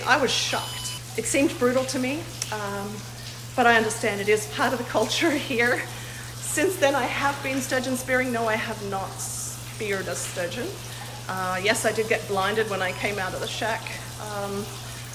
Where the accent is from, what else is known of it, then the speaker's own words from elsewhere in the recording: Australia; now in Wisconsin, United States; I grew up in Australia